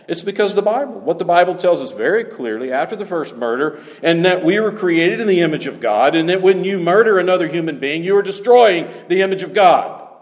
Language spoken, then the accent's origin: English; the South, United States; moved away; growing up in the South is one thing